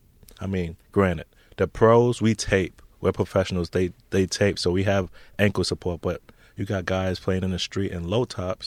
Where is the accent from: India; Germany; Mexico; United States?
United States; Brooklyn, New York; County of Kings.